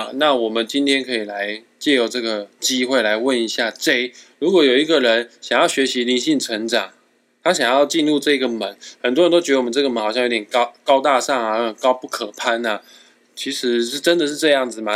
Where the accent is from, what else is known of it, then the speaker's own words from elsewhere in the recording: Taiwan; 都很不像是我们台湾人会取的书名，